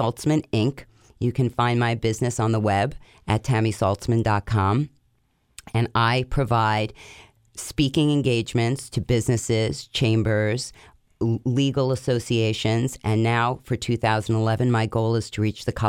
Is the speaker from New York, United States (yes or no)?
yes; Commack, New York, United States; moved away as an adult; now in Delray Beach, United States; I'm originally from Commack, Long Island